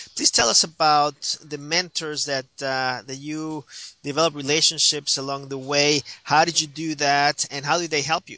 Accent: Mexico; now in United States; a bicultural Latino myself from uh, from Mexico

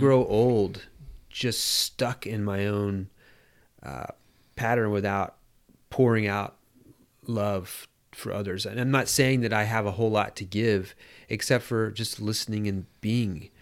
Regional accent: United States; being American

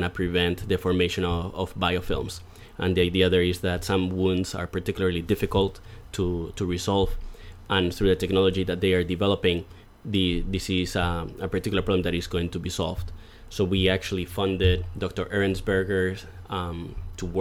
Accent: Madrid, Community of Madrid, Spain; moved away as an adult; also born or lived in New York City; now in Buffalo, United States; I am from Madrid in Spain

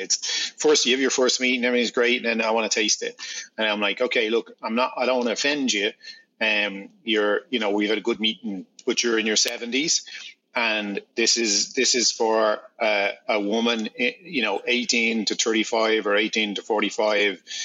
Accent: Ireland; I'm Irish

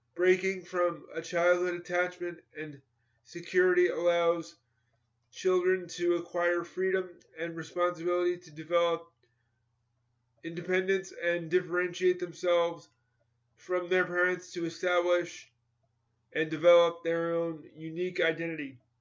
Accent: New York, United States; I grew up in New York in competitive schools

